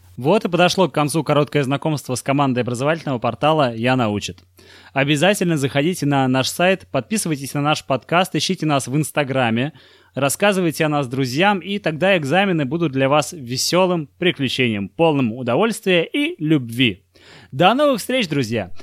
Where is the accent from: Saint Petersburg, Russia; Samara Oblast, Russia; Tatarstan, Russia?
Saint Petersburg, Russia; я парень из Купчино, из Санкт-Петербурга